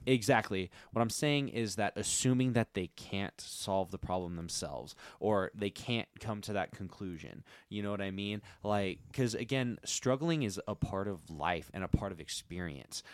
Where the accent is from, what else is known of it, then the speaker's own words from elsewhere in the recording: United States; I'm an American